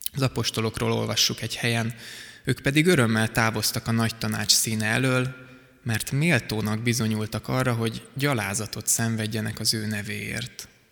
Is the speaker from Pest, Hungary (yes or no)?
yes; Szigetszentmiklós, Pest, Hungary; a Sziget-Szent Miklósi gyülekezetben, ahol korábban voltam, nőttem föl